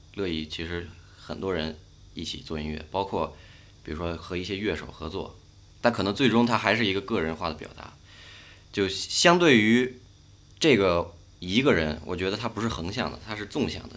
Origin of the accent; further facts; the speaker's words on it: Beijing, China; 我跟北京这个城市其实，虽然我从小在这儿长大